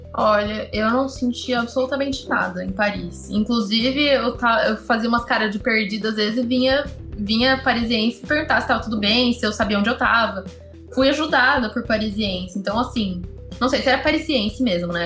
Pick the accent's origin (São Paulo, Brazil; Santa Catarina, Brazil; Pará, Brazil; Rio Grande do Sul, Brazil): São Paulo, Brazil; also born or lived in Marseille, France / Salvador, Bahia; eu ter nascido em São Paulo, nasci na, na Avenida Paulista